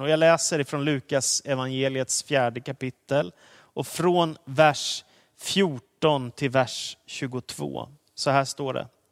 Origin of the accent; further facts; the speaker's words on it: Danderyd, Stockholm County, Sweden; jag sitter hemma i Danderyd i Stockholm där vi bodde med min familj och där jag har vuxit upp mesta delen av min uppväxttid